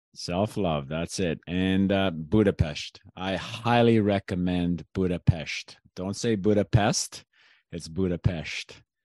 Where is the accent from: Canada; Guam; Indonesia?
Canada; also born or lived in Greece; i was born in canada but i've actually lived in greece